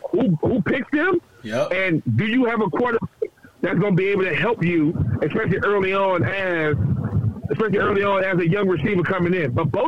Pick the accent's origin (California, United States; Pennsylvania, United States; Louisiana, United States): Louisiana, United States; I grew up in Louisiana. I grew up in the project.